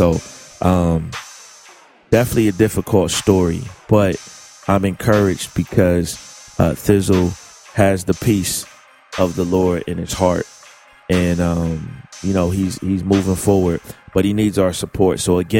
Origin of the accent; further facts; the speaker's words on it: St. Louis, Missouri, United States; I know many of you have been hearing that I was shot Monday night during an attempted robbery in my hometown of St. Louis.